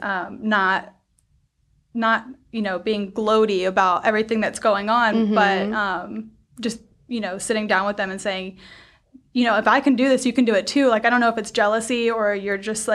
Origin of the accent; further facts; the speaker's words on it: Georgia, United States; moved away as an adult; now in Virginia, United States; I grew up in Georgia.